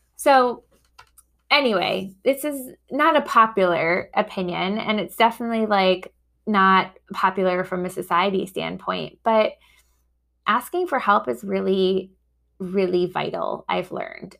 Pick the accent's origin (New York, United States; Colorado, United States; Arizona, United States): New York, United States; also born or lived in Boston; now in Chicago, United States; I grew up in New York